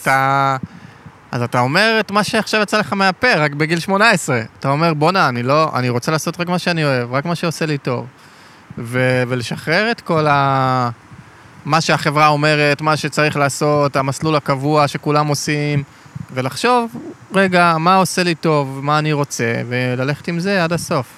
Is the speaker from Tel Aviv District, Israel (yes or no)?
no; Ashkelon, Southern District, Israel; גדלתי בשכונת עוני בעתיקות באשקלון